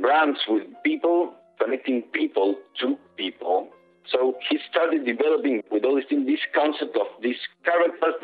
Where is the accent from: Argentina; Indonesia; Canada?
Argentina; moved away as an adult; now in New York, United States; I'm from Argentina